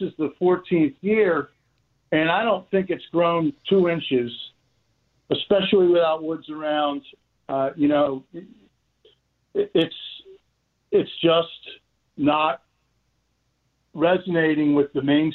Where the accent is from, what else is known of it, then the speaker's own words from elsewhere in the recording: Baltimore, Maryland, United States; I grew up in Baltimore.